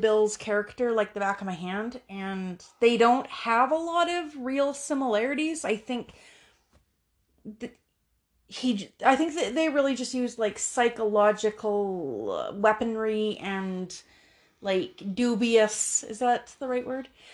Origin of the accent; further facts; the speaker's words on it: Canada; in Canada